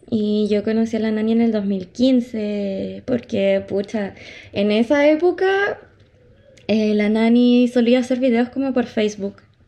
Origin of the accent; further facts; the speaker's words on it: Chile; nosotros somos residentes de Chile